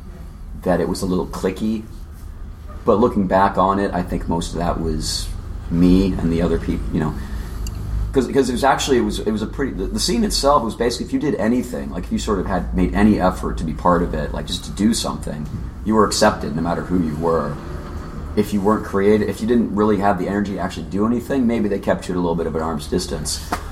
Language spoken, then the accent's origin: English; San Diego, California, United States; Well, I'm from San Diego.